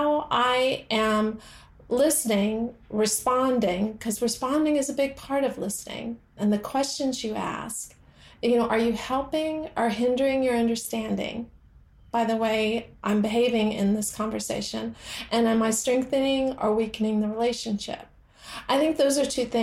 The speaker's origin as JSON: {"language": "English", "region": "the American South", "country": "United States", "said": "I'm from the American South"}